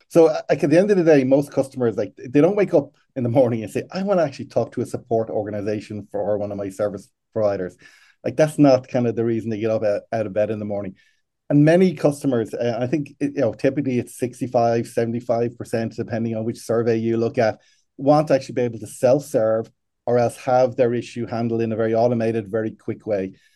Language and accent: English; Ireland; I am from Ireland, but currently sitting in Chicago